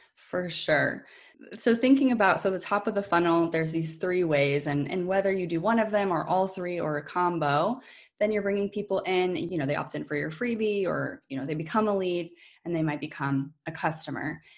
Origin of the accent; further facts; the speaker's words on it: New Hampshire, United States; moved away as an adult; now in Maine, United States; I actually grew up in New Hampshire, too